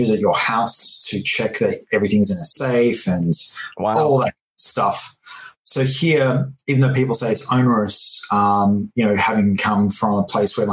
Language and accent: English; Australia; moved away as an adult; also born or lived in California / Colorado; now in Washington, United States; I'm from Australia. So I moved to the US 10 years ago nearly